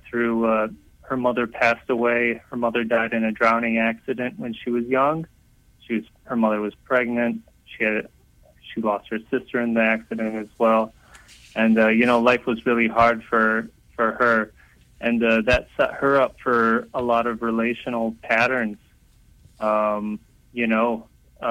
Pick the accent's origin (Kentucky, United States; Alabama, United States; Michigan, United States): Michigan, United States; outside of Detroit; I grew up outside of Detroit